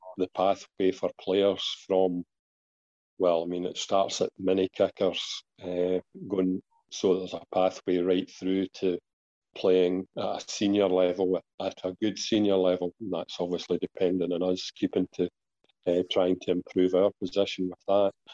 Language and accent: English; Kilmarnock, Scotland, United Kingdom; I came from Kilmarnock.